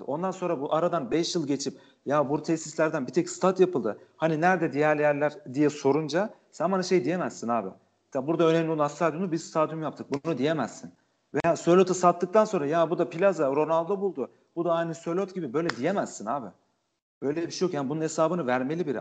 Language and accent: Turkish; Trabzon, Turkey